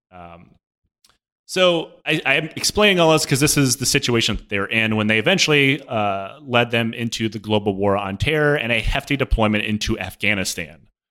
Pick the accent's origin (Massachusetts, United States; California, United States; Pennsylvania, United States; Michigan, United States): Michigan, United States; Detroit; growing up in Detroit